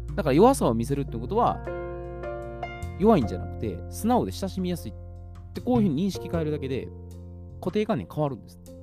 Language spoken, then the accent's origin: Japanese; Osaka, Japan; accent: Kansai dialect; 私は大阪人